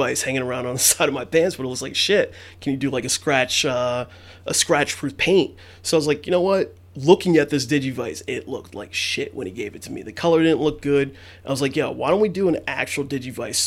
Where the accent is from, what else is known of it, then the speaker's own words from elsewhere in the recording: Mount Vernon, New York, United States; Still born and raised there, right in Mount Vernon, Yonkers area. And I've been here all my life